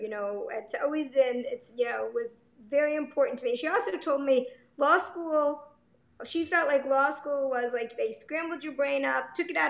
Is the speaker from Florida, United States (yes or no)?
yes; Coral Springs, Florida, United States; moved away as an adult; also born or lived in Binghamton, New York / Chicago; We were there for 5 years and loved it. And and then moved home actually, because I grew up down here. I grew up in Coral Springs.